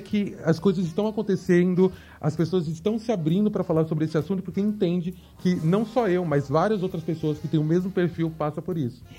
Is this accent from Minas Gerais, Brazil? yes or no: no; São Paulo, Brazil; nasci e cresci aqui em São Paulo, capital. É, cresci na periferia de São Paulo, Americanópolis